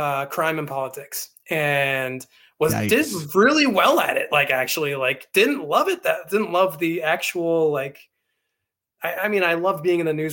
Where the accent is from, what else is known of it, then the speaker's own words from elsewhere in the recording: Vancouver, British Columbia, Canada; in my hometown, in like the Vancouver area